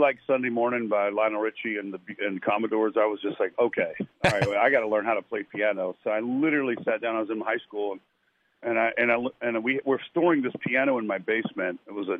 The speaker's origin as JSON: {"language": "English", "town": "Lynchburg", "region": "Virginia", "country": "United States", "tie": "born or raised there", "said": "are from right down the street. Some really good, So, I mean, I've kind of grew up in music anyway."}